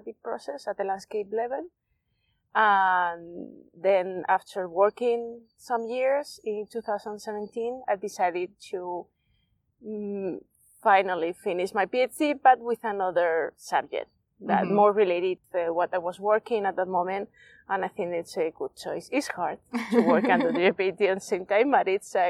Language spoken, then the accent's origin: English; Spain; English is a second language; I'm from Spain